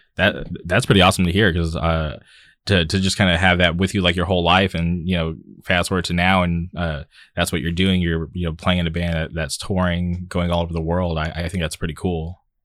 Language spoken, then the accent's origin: English; Palm Springs, California, United States; moved away as an adult; also born or lived in Orange County; I grew up in the Palm Springs area, lived there till I was, uh, twenty-one, and then I moved to Orange County